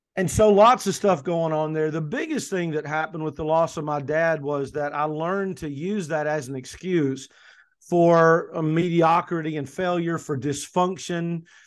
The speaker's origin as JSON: {"language": "English", "region": "Kentucky", "country": "United States", "also_born_or_lived": "coastal North Carolina", "moved": "yes", "lives_now": "North Carolina, United States", "said": "I'm originally from Kentucky, as you know, Michelle, I'm now in coastal North Carolina, but originally from Kentucky"}